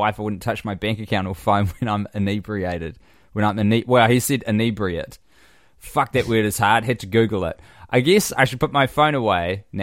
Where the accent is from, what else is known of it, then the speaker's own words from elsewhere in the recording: Canada; I am Canadian, and boy, do I love our sweet cheesy fries, gravy, love poutine.